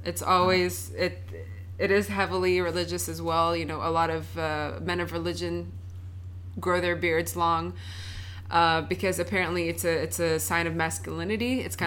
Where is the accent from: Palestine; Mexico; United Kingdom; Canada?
Palestine; Jerusalem; moved away as an adult; also born or lived in Ramallah, West Bank; now in Chicago, United States; I'm from Palestine. I'm originally from Jerusalem, but I live in Ramallah